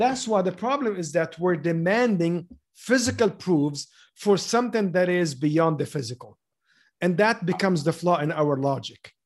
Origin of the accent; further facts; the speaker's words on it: Lebanon; moved away; I grew up in Lebanon during the war. Basically, my whole childhood was, was the war.